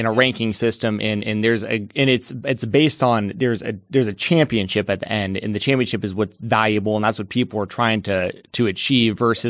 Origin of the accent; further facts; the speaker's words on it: Marietta, Georgia, United States; Me too. I'm from Marietta.